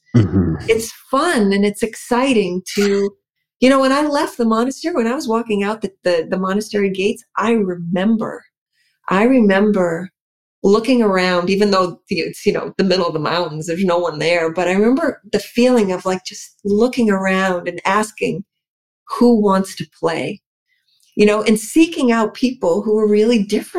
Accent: New England, United States; even though I'm from New England, I am primarily Mediterranean, first and foremost.

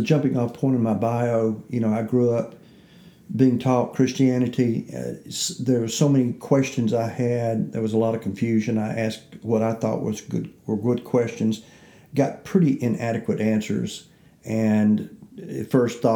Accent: the Jim Crow South, United States; I'm growing up in the Jim Crow South

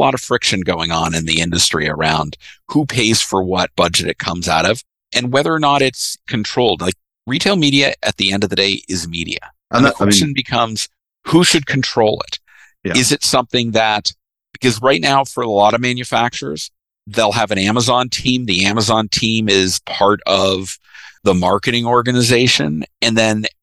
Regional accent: Canada; I'm the Canadian in the group

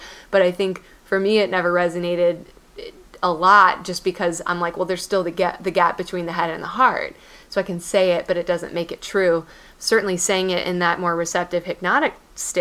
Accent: Texas, United States; also born or lived in Tennessee; my hometown of Texas probably has zero, or hometown in Texas

